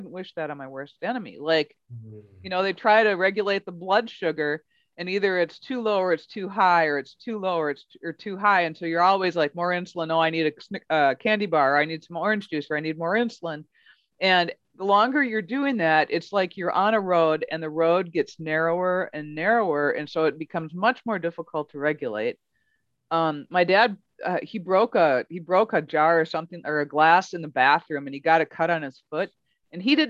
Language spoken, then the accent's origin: English; Midwest, United States; we're from the Midwest